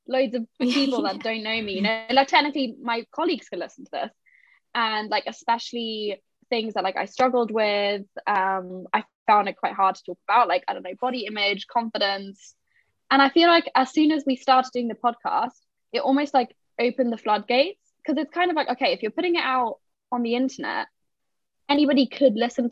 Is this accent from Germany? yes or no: yes; Germany; moved away as an adult; now in London, United Kingdom; I'm kind of a mix of German, Portuguese, and I lived in Germany till I was 18